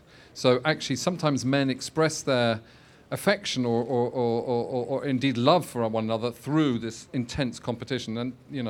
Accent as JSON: {"language": "English", "region": "London", "country": "United Kingdom", "tie": "born or raised there", "said": "anybody growing up in London, my age."}